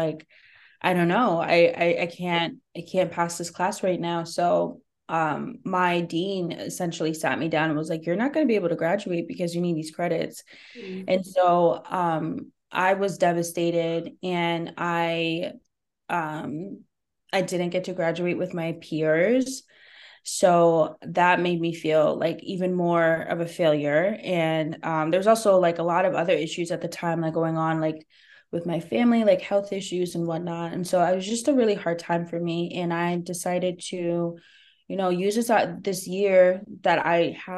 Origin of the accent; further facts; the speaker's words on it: New Jersey, United States; also born or lived in New York; I was back in my hometown, but I was the stranger. Even though I was born and raised here